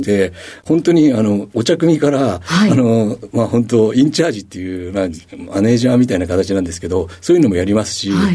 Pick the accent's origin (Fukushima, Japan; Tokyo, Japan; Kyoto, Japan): Tokyo, Japan; 板 橋区で生まれ育ったった